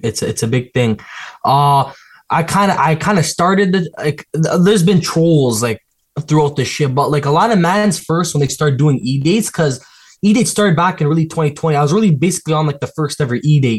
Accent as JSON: {"language": "English", "town": "Toronto", "region": "Ontario", "country": "Canada", "said": "I want to be someone in Toronto, bro. Like, I want Toronto behind my back. I'm from the city."}